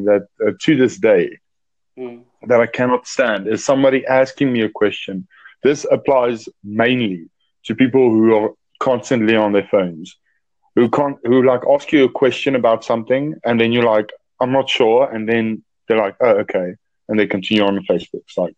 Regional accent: South Africa; I'm from South Africa

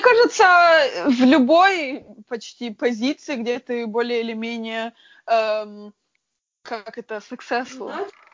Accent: Frankfurt, Hesse, Germany; В Германии всегда жила

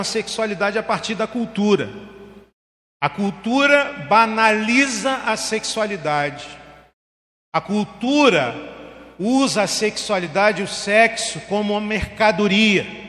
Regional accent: Belford Roxo, Rio de Janeiro, Brazil; quando eu era garoto lá em Heliópolis, em Belfor Roxo

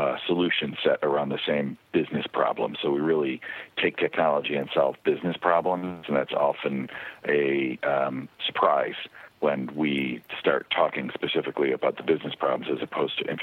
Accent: upstate New York, United States; moved away as an adult; now in California, United States; I grew up in upstate New York and stayed there through high school

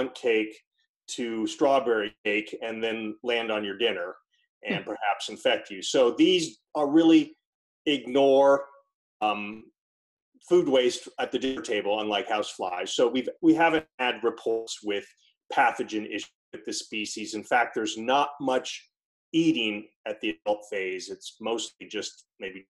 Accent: Pocono Mountains, Pennsylvania, United States; moved away as an adult; also born or lived in West Coast; I grew up in the Pocono Mountains of Pennsylvania, which is a rural section of Northeast

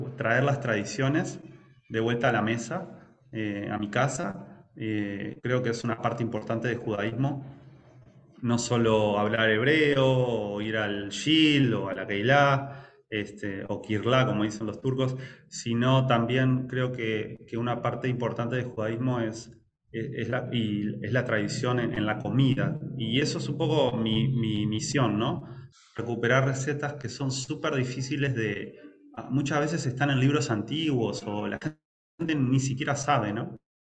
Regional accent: Montevideo, Uruguay; moved away as an adult; now in Lima, Peru; soy de Montevideo, Uruguay.

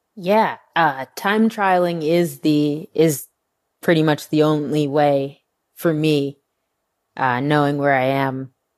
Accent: Northeast, United States; moved away as an adult; now in Texas, United States; growing up on the Northeast

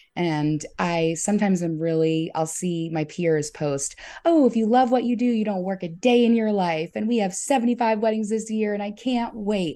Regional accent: St. Matthews, South Carolina, United States; also born or lived in Orangeburg, South Carolina; I actually grew up in an even smaller town with one stoplight called Saint Matthews.

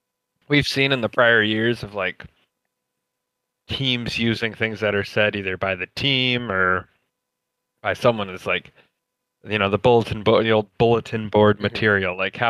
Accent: United States; I'm an American.

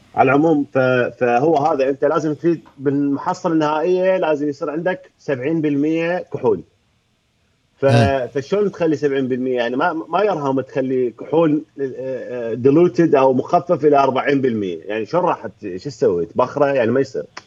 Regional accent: Baghdad, Baghdad Governorate, Iraq; انا هم من بغداد ابوي من الرمادي

